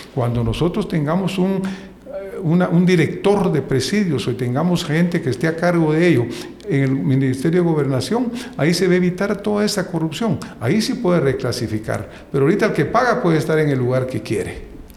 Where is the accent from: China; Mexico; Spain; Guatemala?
Guatemala; nosotros como guatemaltecos